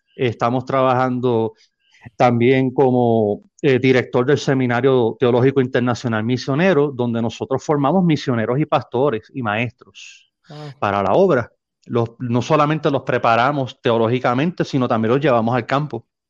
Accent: San Juan, Puerto Rico; moved away as an adult; now in Nogales, Mexico; soy natal de San Juan, Puerto

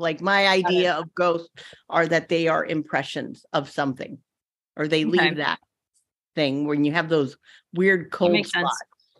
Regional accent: Naples, Florida, United States; I'm originally from Naples, Florida, and there's a big old pier that goes out. And I spent a lot of time on that pier as a kid.

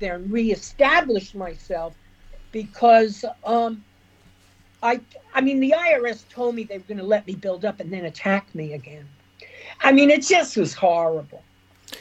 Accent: United States; moved away as an adult; also born or lived in New York; now in Dublin, Ireland

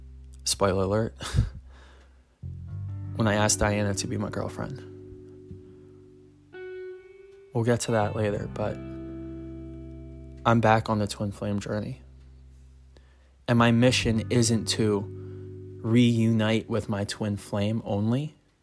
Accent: Philippines; I was from the Philippines, and I got her a bracelet.

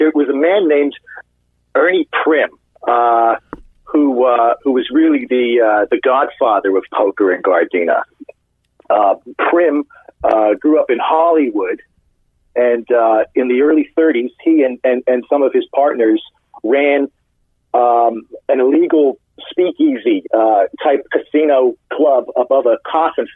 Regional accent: London, United Kingdom; moved away as an adult; now in Los Angeles, United States; I moved to Los Angeles in 2001, and I'm originally from London

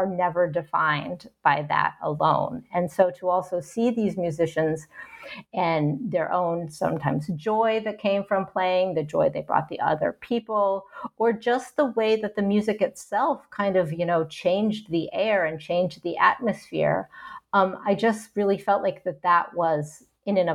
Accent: Ohio, United States; also born or lived in New York / Kolkata, India; now in Great Barrington, United States; I'm American, I'm white, I'm from Ohio

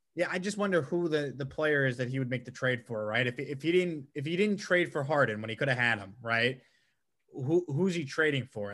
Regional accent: Long Island, New York, United States; now in Houston, United States; I grew up on Long Island, uh, South

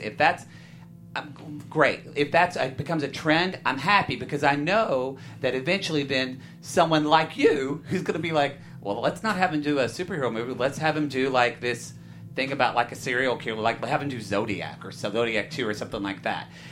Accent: Southern Oklahoma, United States; moved away; also born or lived in Texas; I'm from Southern Oklahoma. Went yeah. to school in Texas.

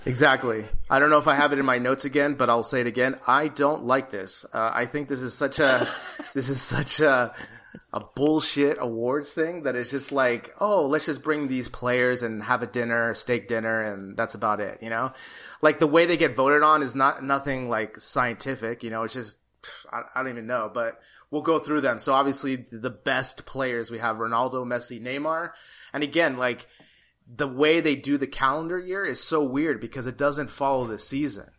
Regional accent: California, United States; now in Madrid, Spain

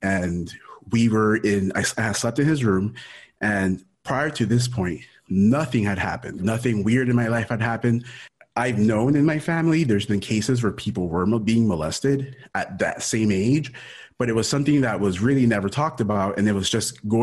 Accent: Miami, Florida, United States; also born or lived in Ecuador; born in Ecuador, raised in Miami. I came to the U.S. when I was in 89. I must have been three-ish or so. So lived in Miami my whole life

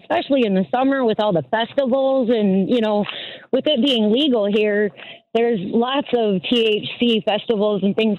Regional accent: Lansing, Michigan, United States; I'm from Lansing, Michigan

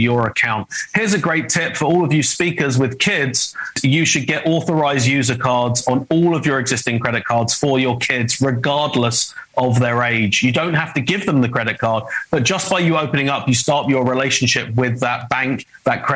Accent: United Kingdom; accent: British; now in Los Angeles, United States; my British accent. I'm American. I live in Los Angeles

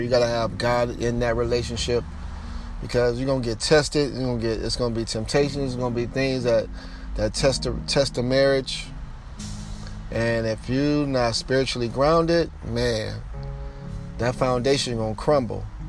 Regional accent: United States; I'm from the United States

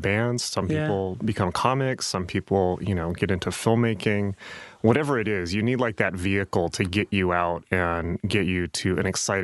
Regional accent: San Diego, California, United States; Growing up in San Diego

